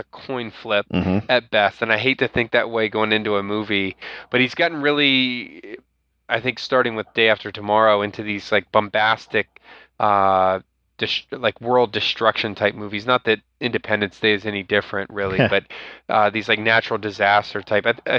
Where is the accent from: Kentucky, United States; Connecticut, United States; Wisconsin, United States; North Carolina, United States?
North Carolina, United States; the South; now in Pennsylvania, United States; I'm from the South